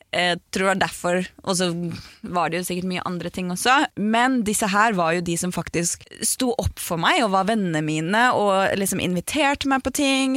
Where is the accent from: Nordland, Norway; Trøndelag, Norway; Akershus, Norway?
Akershus, Norway; Aurskog-Høland; also born or lived in Gol; Jeg flytta jo til Aurskog-Høland